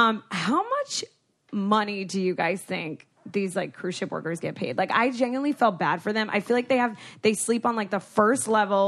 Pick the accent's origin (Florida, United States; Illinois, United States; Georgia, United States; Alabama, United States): Florida, United States; South; now in Los Angeles, United States; I grew up in South Florida.